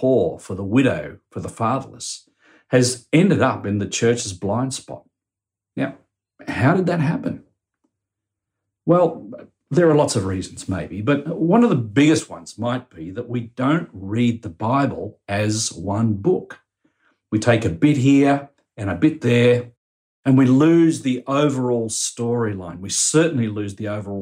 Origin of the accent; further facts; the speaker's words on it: Australia; as Australian Christians